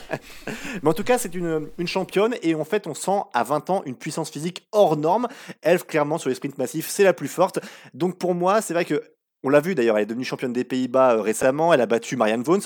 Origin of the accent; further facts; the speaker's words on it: France; chez nous en France